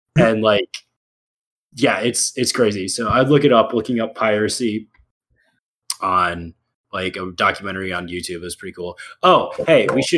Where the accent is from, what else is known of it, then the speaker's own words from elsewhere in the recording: United States; I feel like I can't as an American.